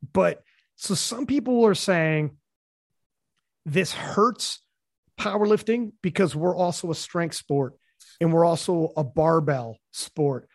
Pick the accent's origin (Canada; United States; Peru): Canada; I'm from Canada